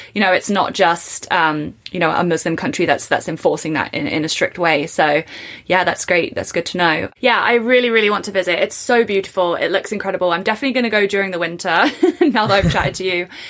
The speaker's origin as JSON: {"language": "English", "region": "England", "country": "United Kingdom", "tie": "born or raised there", "said": "I was born in England and I went to university in England"}